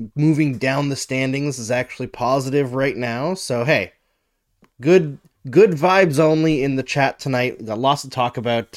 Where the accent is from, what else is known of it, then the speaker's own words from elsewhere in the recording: Saskatchewan, Canada; also born or lived in Alberta; I grew up in Saskatchewan and Alberta.